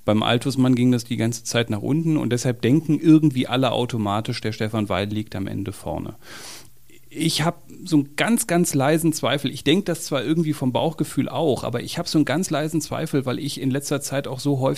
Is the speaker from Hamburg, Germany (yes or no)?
no; Berlin, Germany; Und auch als Berliner der alle rote Socken Kampagne in Kampagnen in Berlin schon gesehen hat, der von der Linken in Berlin regiert wurde